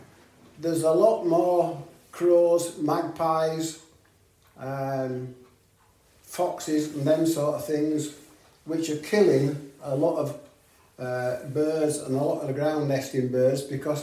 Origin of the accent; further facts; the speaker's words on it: Long Preston, Yorkshire and the Humber, United Kingdom; Long Preston, till I was 14.